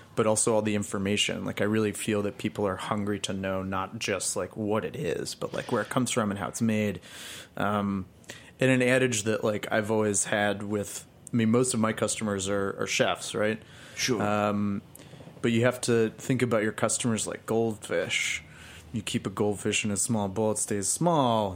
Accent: Albuquerque, New Mexico, United States; now in Los Angeles, United States; I live in Los Angeles, but I grew up in Albuquerque, New Mexico

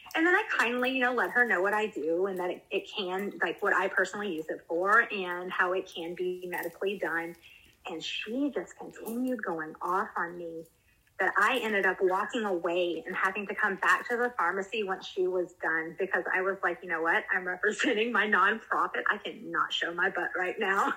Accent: South Carolina, United States; moved away as an adult; also born or lived in Washington State; now in Washington, United States; I'm from South Carolina

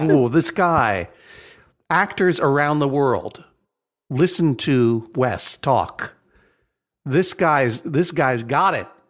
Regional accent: Brookline, Massachusetts, United States; I'm from Massachusetts, I'm from Brookline, and I can't even imitate a, a, a, a greater Boston or Massachusettsian accent

